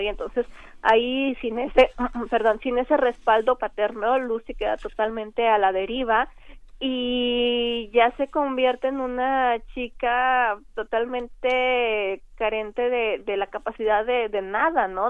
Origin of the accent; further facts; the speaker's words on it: Linares, Nuevo León, Mexico; crecí con ellas en, en Linares, Nuevo León